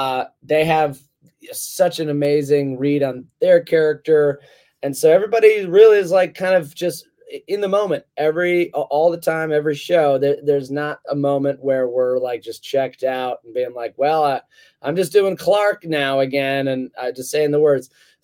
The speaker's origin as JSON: {"language": "English", "country": "United Kingdom", "said": "or like something on the telly, which I say because I'm British, you know, that's also its own beast."}